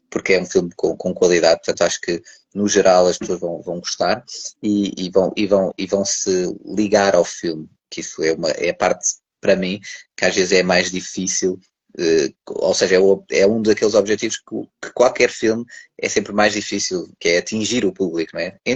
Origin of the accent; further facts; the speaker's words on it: Lisbon, Portugal; quando as pessoas vão de férias e vão para a terra, porque eu sou de Lisboa, ir para a terra e depois é naqueles meses de verão e depois volta